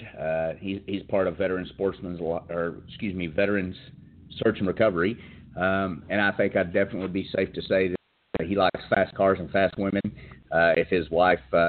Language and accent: English; the South, United States; accent: backwoods; I was raised in the South, if you couldn't tell by this backwoods accent that I have. I'm a country boy.